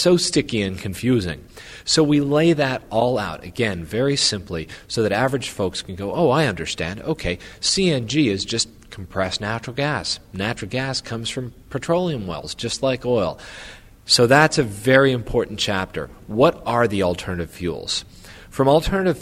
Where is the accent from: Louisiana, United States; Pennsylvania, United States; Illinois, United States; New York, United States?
Louisiana, United States; I grew up in Louisiana in the oil industry